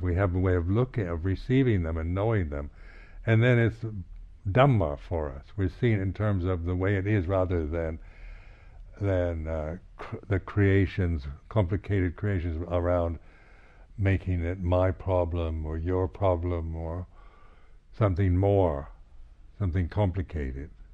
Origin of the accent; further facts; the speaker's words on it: United States; being American